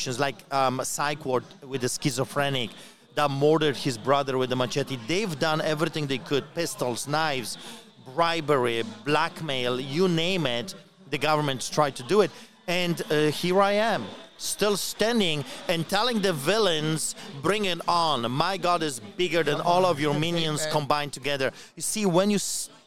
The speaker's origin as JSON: {"language": "English", "country": "Poland", "tie": "born or raised there", "moved": "yes", "lives_now": "Canada", "said": "I grew up in Poland under Solidarity Movement"}